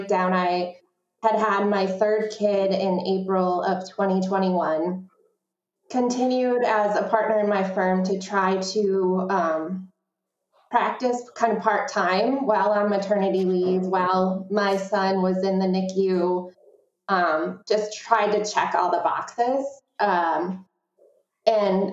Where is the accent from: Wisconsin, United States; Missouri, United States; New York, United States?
Wisconsin, United States; Verona; opening this new space in Verona, in my hometown